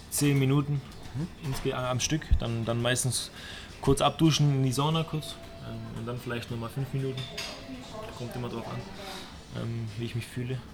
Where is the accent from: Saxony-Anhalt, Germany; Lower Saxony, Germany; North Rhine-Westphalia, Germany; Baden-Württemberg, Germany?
Baden-Württemberg, Germany; Stuttgart; ich bin in Stuttgart groß geworden und äh, ich habe da damals die große Zeit vom VfB äh, mitgenommen.